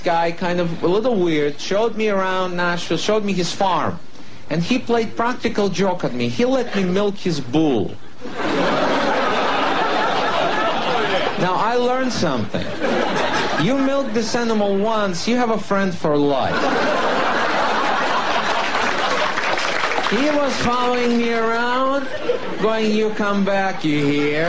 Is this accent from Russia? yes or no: yes; Russia; English is a second language; moved away as an adult; also born or lived in Cleveland, Ohio / New York; now in United States; I am actually from Russia. I was born there, grew up there, worked as a comedian out there